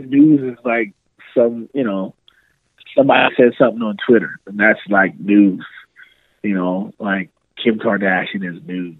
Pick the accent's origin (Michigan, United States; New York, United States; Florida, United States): Florida, United States; Miami; when you grow up in a city like that, and you know that growing up in Miami, you have a little bit of a thicker skin.